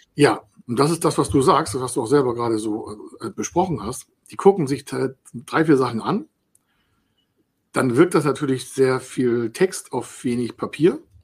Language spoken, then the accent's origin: German; Dithmarschen, Schleswig-Holstein, Germany; ich komme aus Dithmarschen